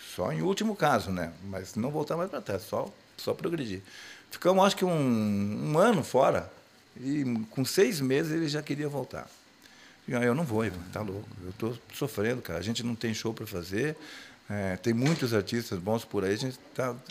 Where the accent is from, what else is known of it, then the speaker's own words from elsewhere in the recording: Gaúcho, Rio Grande do Sul, Brazil; eu sou gaúcho.